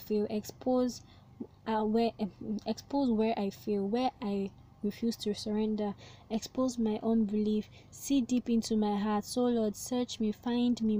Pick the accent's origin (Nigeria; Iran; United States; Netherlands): Nigeria; I'm a Nigerian, so in case you're American and you're listening to this, I'm in Nigeria, and in a Nigerian system we call it secondary school